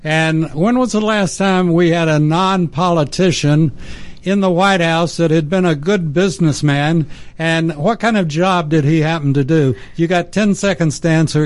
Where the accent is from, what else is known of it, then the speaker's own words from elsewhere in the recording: near the Permian Basin, Texas, United States; I grew up in Texas, mm-hmm. and I grew up near the Permian Basin